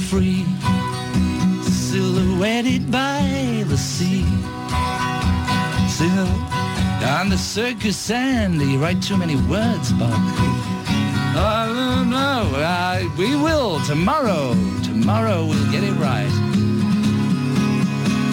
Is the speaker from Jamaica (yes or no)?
no; England, United Kingdom; as an English person